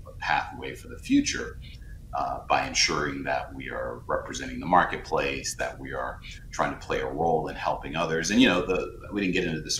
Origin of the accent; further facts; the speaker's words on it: South Carolina, United States; a black man who was born and raised in South Carolina